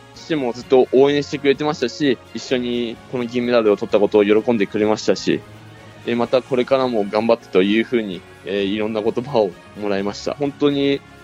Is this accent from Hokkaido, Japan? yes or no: no; Saitama, Japan; 僕埼玉県出身で